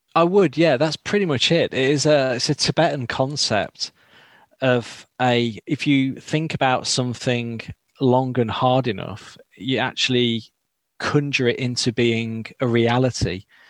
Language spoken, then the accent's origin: English; Derbyshire, East Midlands, United Kingdom; moved away; I'm from Derbyshire originally